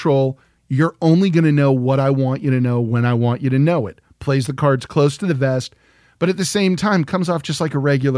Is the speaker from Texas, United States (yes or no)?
yes; San Antonio, Texas, United States; I'm from San Antonio as well.